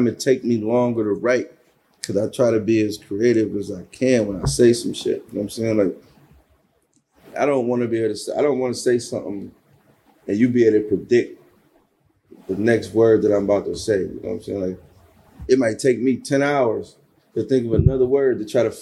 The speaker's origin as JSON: {"language": "English", "town": "Buffalo", "region": "New York", "country": "United States", "tie": "born or raised there", "said": "What was it like growing up in Buffalo for you? Buffalo was wild."}